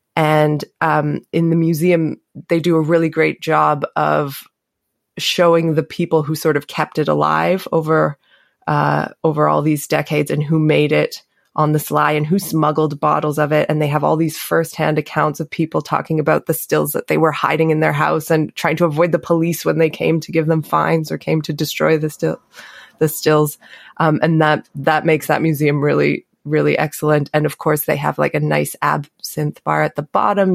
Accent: Canada; moved away as an adult; now in Switzerland; I was born and raised in Canada, but my mom is Swiss.

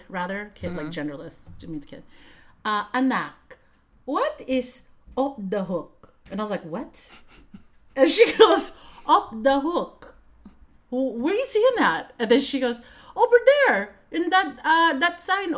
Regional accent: Vallejo, California, United States; I grew up in Vallejo. V-Town

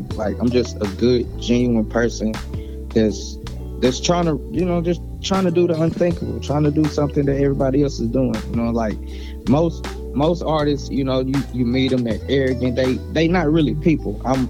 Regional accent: the South, United States; I'm from the South, you know, we just rock with … a little bit more.

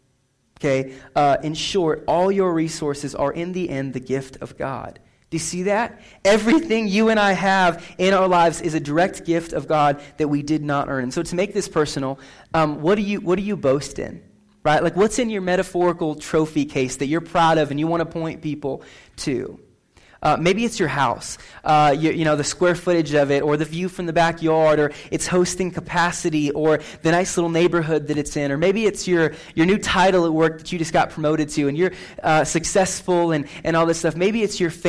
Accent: McCook, Nebraska, United States; moved away; I just went back to my hometown, McCook, last week. McCook, Nebraska, best town in Nebraska.

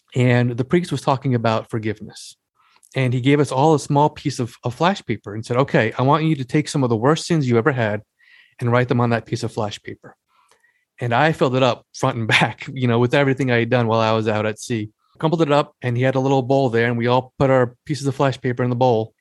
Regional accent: Long Island, New York, United States; I was born and raised on Long Island

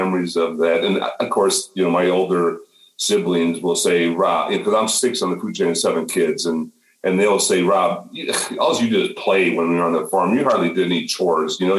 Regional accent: northern Minnesota, United States; moved away as an adult; now in Chicago, United States; I grew up on a farm 10 miles from the Canadian border in northern Minnesota

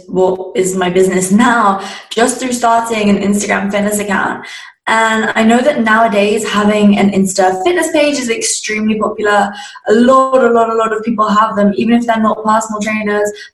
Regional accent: Surrey, South East England, United Kingdom; I was obviously in my second last year of high school in England. That's where I'm from, a place called Surrey.

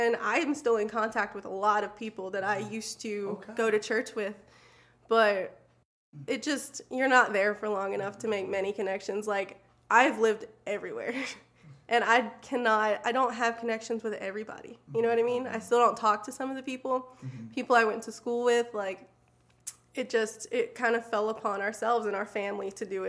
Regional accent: Alabama, United States; born there; I was born in Alabama, but my dad worked construction, so we ended up like traveling every couple of months

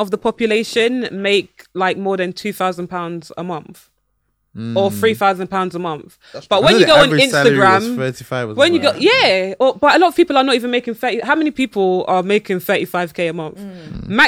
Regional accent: London, United Kingdom; I'm from Brixton

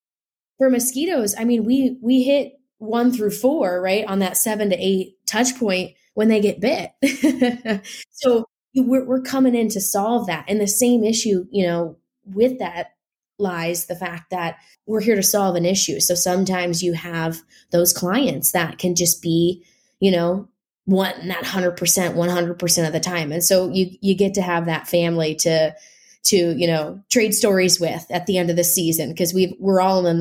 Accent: Midwest, United States; Well, I'm from the Midwest, so work isn't like scary to me.

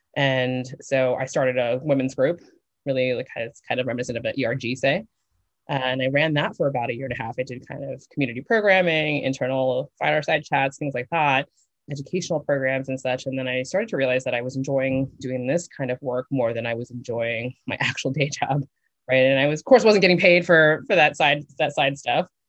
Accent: New York, United States; moved away as an adult; also born or lived in Las Vegas; I grew up in New York

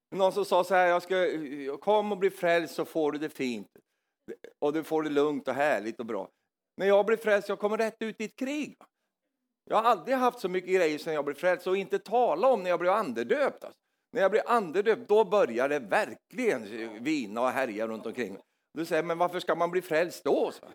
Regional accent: Norrland, Sweden; moved away; jag kom från Norrland i Sverige

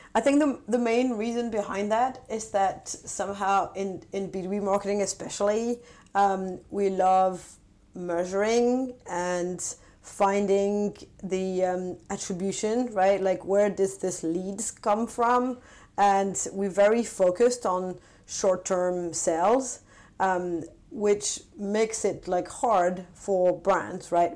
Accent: France; also born or lived in London / Paris / San Francisco; now in Stockholm, Sweden; I'm originally from France

